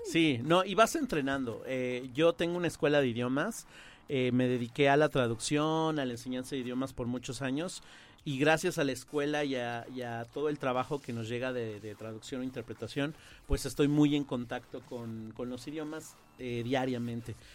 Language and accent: Spanish; Mexico City, Mexico; accent: chilango; first language Spanish; tuve la oportunidad de estar en un sistema bilingüe desde chico en Ciudad de México. Yo soy originario de allá